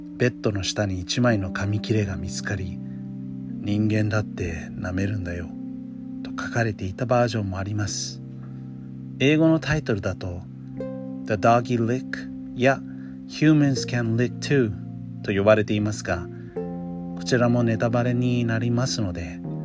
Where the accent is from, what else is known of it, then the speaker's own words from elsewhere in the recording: United States; Japanese is a second language; moved away; 私の母国でもあるアメリカ